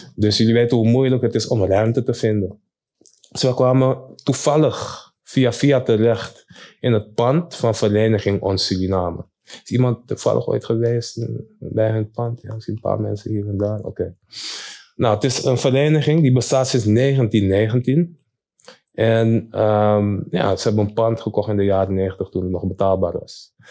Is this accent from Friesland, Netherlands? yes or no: no; Amsterdam, North Holland, Netherlands; Ik ben zelf geboren en getogen in Amsterdam.